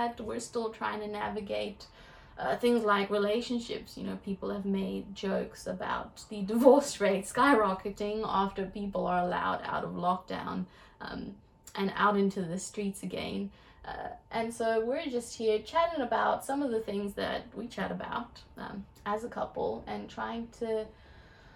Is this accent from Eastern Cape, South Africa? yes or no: yes; East London, Eastern Cape, South Africa; I grew up in South Africa.